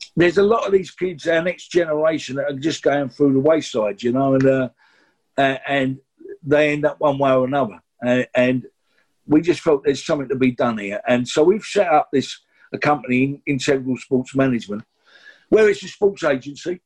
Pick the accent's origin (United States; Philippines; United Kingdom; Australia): United Kingdom; London; we're from the East End